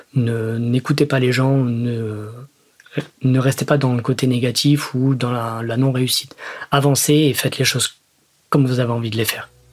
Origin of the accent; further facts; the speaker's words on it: Salon-de-Provence, Provence-Alpes-Côte d'Azur, France; de là où je viens, donc de Salon de Provence